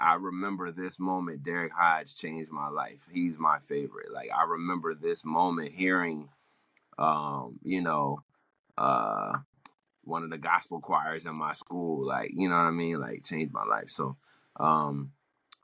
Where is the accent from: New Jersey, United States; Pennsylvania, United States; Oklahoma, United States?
New Jersey, United States; Willingboro; also born or lived in Trenton, New Jersey; growing up in Willingboro, I had my own lawn and grass